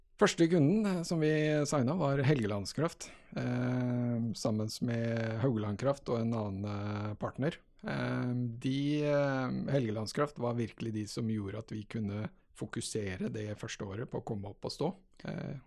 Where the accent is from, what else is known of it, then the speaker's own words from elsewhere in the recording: Halden, Østfold, Norway; moved away as an adult; also born or lived in Grimstad / Trondheim / Oslo; Jeg er altså født og oppvokst i Halden